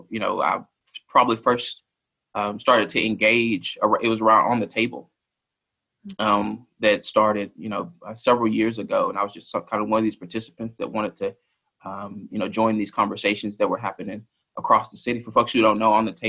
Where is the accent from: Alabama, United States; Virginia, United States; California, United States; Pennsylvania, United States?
Alabama, United States; now in Lexington, United States; I grew up a little bit more to the south than Kentucky. I'm from Alabama originally.